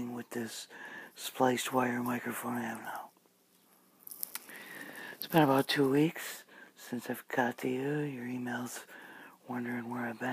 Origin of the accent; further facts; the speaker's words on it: United States; here in America